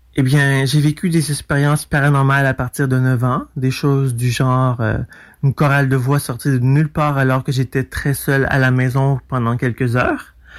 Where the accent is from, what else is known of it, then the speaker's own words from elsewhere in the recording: Montreal, Quebec, Canada; je vais de Montréal